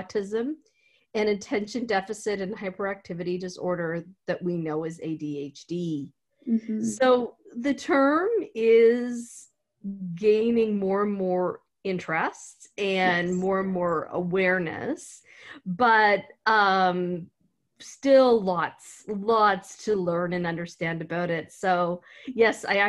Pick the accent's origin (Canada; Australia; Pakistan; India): Canada; Antigonish, Nova Scotia; I grew up in Antigonish